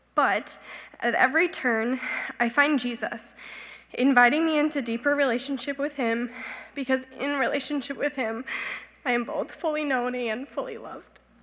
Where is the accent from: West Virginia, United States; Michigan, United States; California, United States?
Michigan, United States; Grand Rapids; I grew up here in Grand Rapids in a Christian home